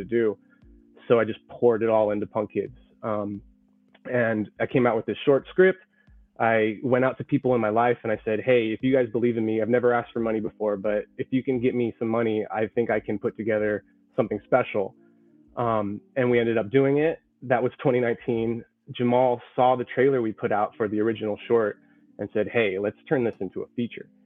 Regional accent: the Bay Area, California, United States; We're all from the Bay Area.

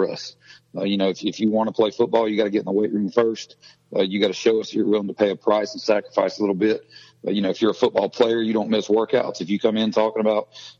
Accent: Gwinnett County, North Georgia, United States; I grew up in Gwinnett County, actually up in North Georgia

